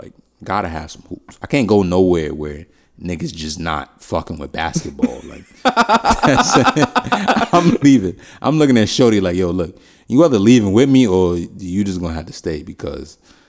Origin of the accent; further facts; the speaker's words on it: New York, United States; I'm from New York, where I feel like we don't have an accent, and everybody else in the world has an accent.